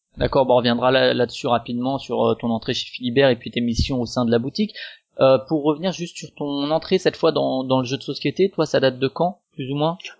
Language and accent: French; Strasbourg, Grand Est, France; je suis de, de Strasbourg